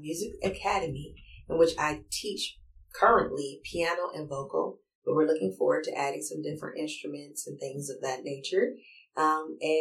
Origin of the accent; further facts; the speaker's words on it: Los Angeles, California, United States; We're from L.A.